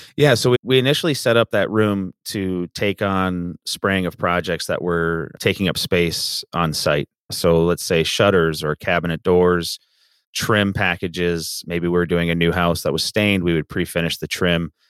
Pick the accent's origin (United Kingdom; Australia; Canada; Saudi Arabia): Canada; Southern Ontario; moved away as an adult; also born or lived in Grand Rapids, Michigan; now in Kalamazoo, United States; I am from Canada, born and raised in Southern Ontario